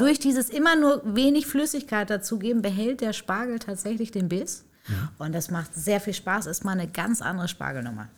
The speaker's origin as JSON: {"language": "German", "area": "between Paderborn and Bielefeld", "region": "North Rhine-Westphalia", "country": "Germany", "tie": "born or raised there", "also_born_or_lived": "Hamburg", "said": "ich in Hamburg geboren bin, äh, groß geworden in Nordrhein-Westfalen zwischen Paderborn und Bielefeld"}